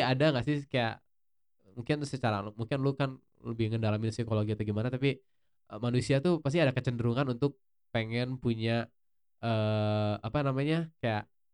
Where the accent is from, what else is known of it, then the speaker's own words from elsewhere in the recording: Indonesia; kita sebagai Chinese Indonesian